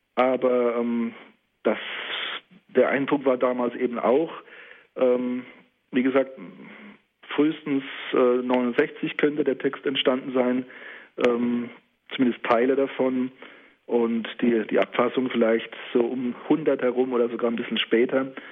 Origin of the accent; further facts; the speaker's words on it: the Palatinate and the Saarpfalz, Rhineland-Palatinate, Germany; hier in meiner Heimat, in der Pfalz und der Saarpfalz